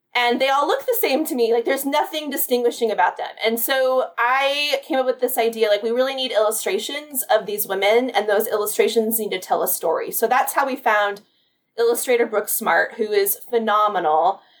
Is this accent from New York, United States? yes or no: no; Carlsbad, California, United States; moved away; also born or lived in Pasadena, California; I grew up in the San Diego area, so Carlsbad specifically